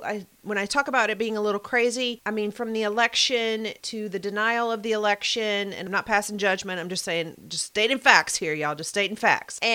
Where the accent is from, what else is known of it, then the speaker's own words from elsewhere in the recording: Mayfield, Kentucky, United States; moved away; my home state of Kentucky and my home city, Mayfield, Kentucky